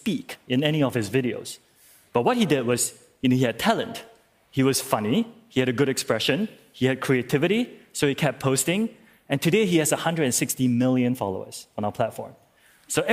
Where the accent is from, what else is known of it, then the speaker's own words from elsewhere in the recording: Singapore; I'm from Singapore